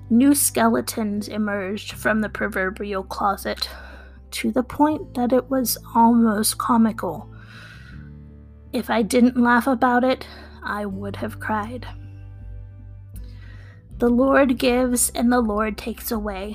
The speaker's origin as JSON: {"language": "English", "town": "Wheeling", "region": "West Virginia", "country": "United States", "said": "I'm from Wheeling, West Virginia."}